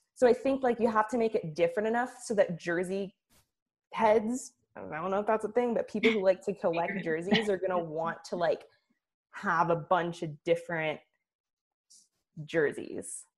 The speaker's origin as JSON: {"language": "English", "town": "Oakland", "region": "California", "country": "United States", "said": "I'm from Oakland"}